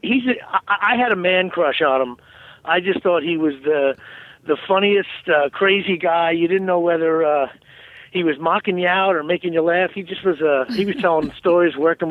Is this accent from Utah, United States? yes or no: no; New Jersey, United States; I'm from Jersey